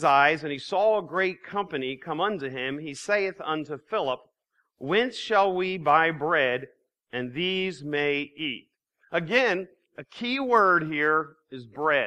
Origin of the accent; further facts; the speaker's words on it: Lancaster, Pennsylvania, United States; I'm from Lancaster.